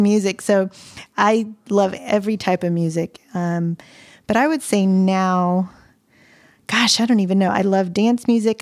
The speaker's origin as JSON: {"language": "English", "town": "Pensacola", "region": "Florida", "country": "United States", "tie": "born or raised there", "moved": "as an adult", "lives_now": "Nashville, United States", "said": "So having been raised in L A, Lower Alabama, 'cause Pensacola is borderline Alabama. I was raised in the South."}